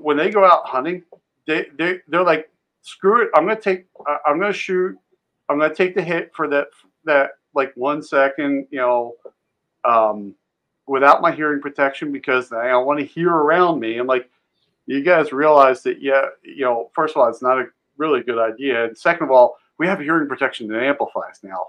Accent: just outside of Philadelphia, Pennsylvania, United States; I grew up just outside of Philly

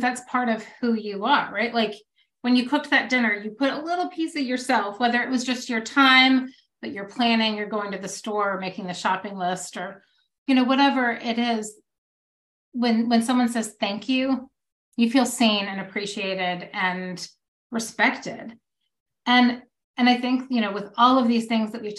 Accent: the South, United States; now in Texas, United States; I'm from the South and, you know, I live in Texas

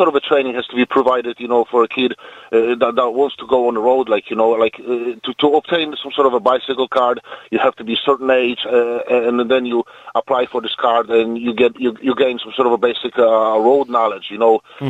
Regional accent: Poland; English is a second language; Poland. It was a Fiat 126P.

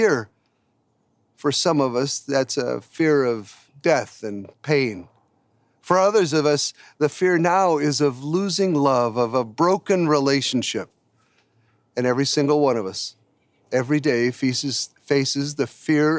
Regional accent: United States; we Americans

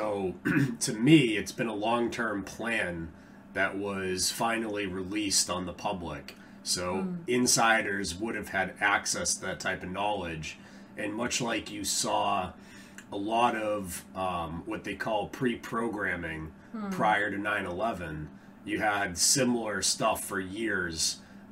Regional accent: United States; I'm an American

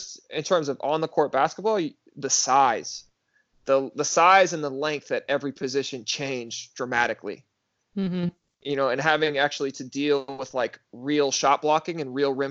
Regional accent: Minnesota, United States; moved away as an adult; also born or lived in Israel; growing up in Minnesota

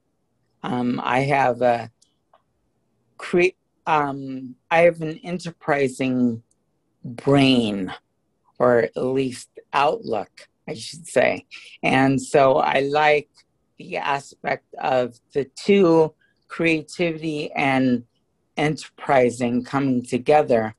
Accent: Hawaii, United States; also born or lived in San Francisco; I was born in San Francisco, but my parents divorced when I was really young, so I was raised in Hawaii

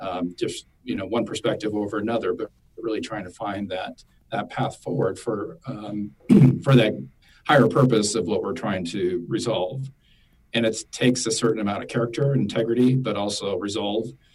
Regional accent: South Dakota, United States; moved away as an adult; also born or lived in Washington, D.C. / Dallas, Texas; my home state of South Dakota

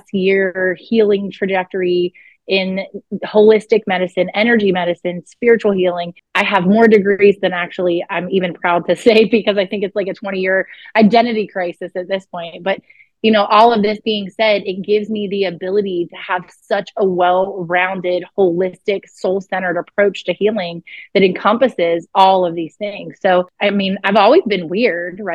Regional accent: outside of Pittsburgh, southwestern Pennsylvania, United States; southwestern Pennsylvania. So okay, right outside of Pittsburgh. Mm-hmm, yeah, about 40 minutes outside of Pittsburgh

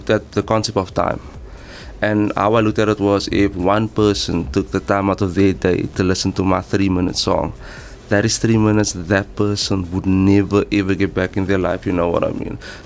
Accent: Cape Town, Western Cape, South Africa; I was born and raised in Mitchell's Plain

